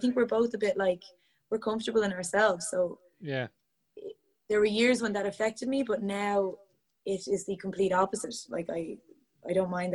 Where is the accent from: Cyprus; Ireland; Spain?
Ireland; Portlaoise, Leinster; I'm from Portlaoise, and there were no dance classes back then, really, in Portlaoise